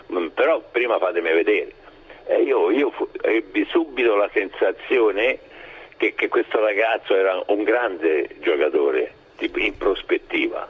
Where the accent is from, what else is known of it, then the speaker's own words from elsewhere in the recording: Rome, Lazio, Italy; now in Ascoli Piceno, Italy; essendo romano, romano di Trastevere, eh, ho lasciato Roma per per Ascoli